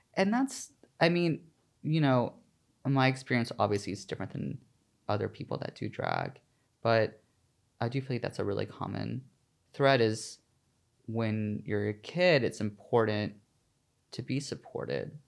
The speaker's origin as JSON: {"language": "English", "region": "the South", "country": "United States", "moved": "yes", "lives_now": "New York City, United States", "said": "I'm from the South"}